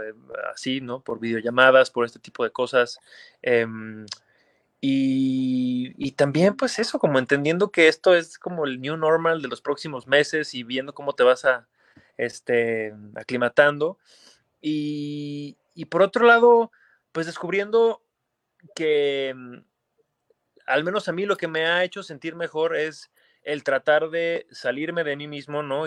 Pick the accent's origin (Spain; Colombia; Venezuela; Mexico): Mexico; Aguascalientes; moved away as an adult; now in Mexico City, Mexico; Yo soy de Aguascalientes, ¿no? Ya tengo casi 20 años viviendo en la Ciudad de México